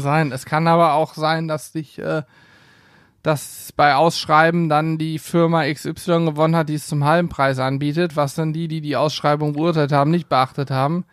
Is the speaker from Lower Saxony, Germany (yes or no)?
yes; Hanover, Lower Saxony, Germany; bei uns in Hannover